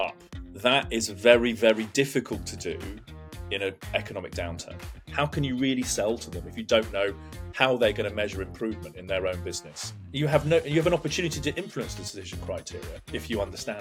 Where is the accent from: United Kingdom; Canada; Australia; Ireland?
United Kingdom; also born or lived in London / Hampshire; now in Surbiton, United Kingdom; I grew up predominantly between London and Hampshire